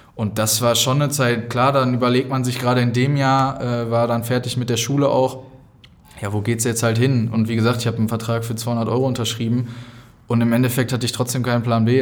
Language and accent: German; Dortmund, North Rhine-Westphalia, Germany; moved away as an adult; also born or lived in Sandhausen; Ich komme ja hierher, das heißt, ich hatte das Glück, in meiner Heimat Profispieler zu werden